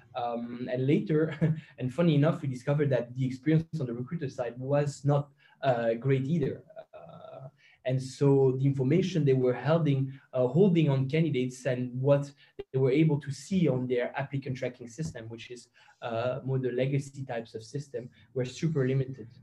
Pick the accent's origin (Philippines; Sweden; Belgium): Belgium; now in Luxembourg; I'm a, a Belgian citizen